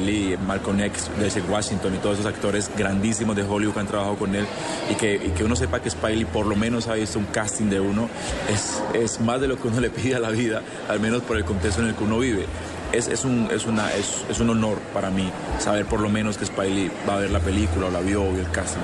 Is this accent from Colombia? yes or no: yes; Pacific region, Colombia; todo el equipo de trabajo que somos de provincia, del Pacífico